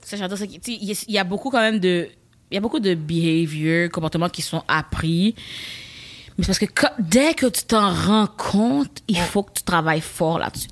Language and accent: French; Laval, Quebec, Canada; je viens de Laval